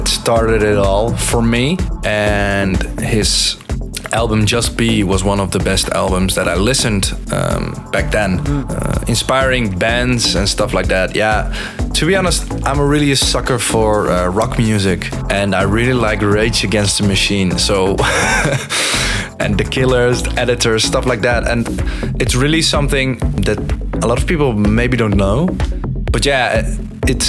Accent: Breda, North Brabant, Netherlands; I'm from the Netherlands in Breda.

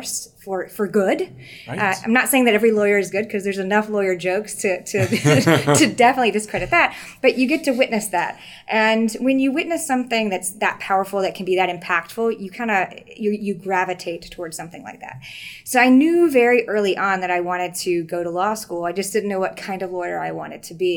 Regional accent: Tiptonville, Tennessee, United States; moved away as an adult; now in New York, United States; I was born and raised in Tiptonville, Tennessee, which is 2 hours north of Memphis.

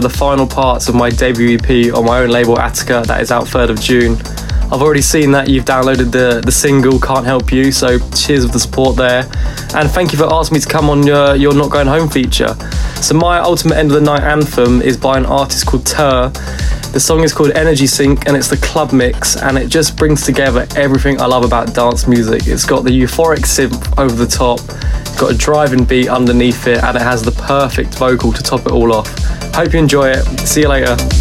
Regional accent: Bedford, East of England, United Kingdom; calling direct from my hometown, Bedford

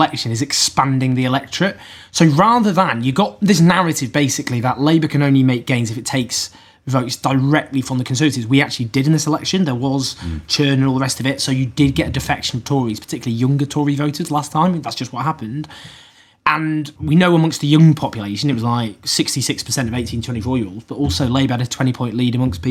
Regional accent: Manchester, North West England, United Kingdom; I'm from Manchester

